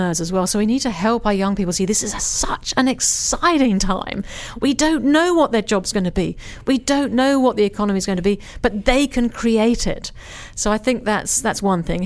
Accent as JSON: {"language": "English", "region": "England", "country": "United Kingdom", "moved": "yes", "lives_now": "Australia", "said": "I'm an English person"}